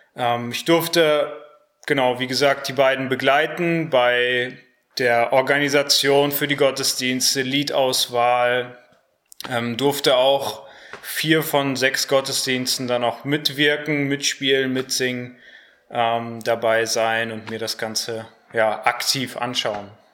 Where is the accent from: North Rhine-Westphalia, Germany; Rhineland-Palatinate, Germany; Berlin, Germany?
North Rhine-Westphalia, Germany; Harsewinkel; moved away as an adult; now in Cologne, Germany; komme auch aus Hasewinkel